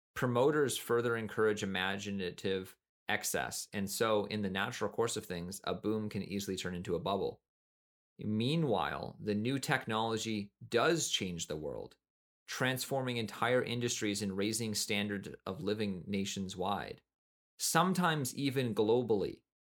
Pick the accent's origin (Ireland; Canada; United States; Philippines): Canada; Kelowna, British Columbia; also born or lived in Nelson, British Columbia; I moved from Nelson to Kelowna